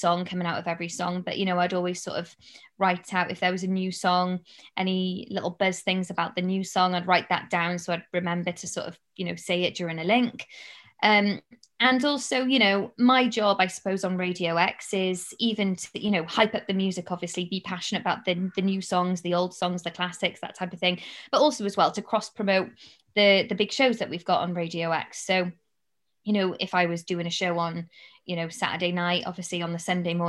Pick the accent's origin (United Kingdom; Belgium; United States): United Kingdom; Cardiff, Wales; moved away as an adult; also born or lived in London; to broadcast to my hometown